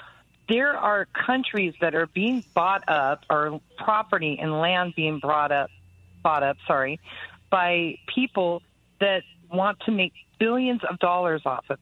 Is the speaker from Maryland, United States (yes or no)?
no; San Diego, California, United States; I'm born and raised in San Diego.